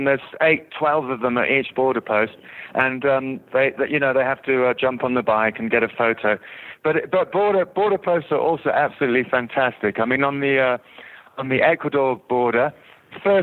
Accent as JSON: {"language": "English", "country": "South Africa", "moved": "yes", "lives_now": "England", "said": "I'm actually from South Africa, but I've been in England for 20 years"}